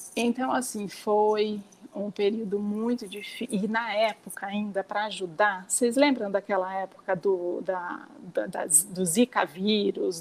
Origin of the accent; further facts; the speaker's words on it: São Pedro, São Paulo, Brazil; moved away as an adult; now in Piracicaba, Brazil; eu nasci em São Pedro, como eu falei para vocês, sempre morei lá, assim uma cidade super pequena